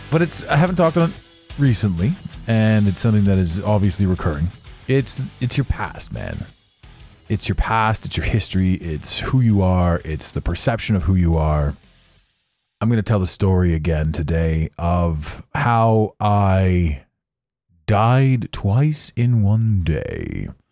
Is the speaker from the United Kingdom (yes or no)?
no; Canada; I'm Canadian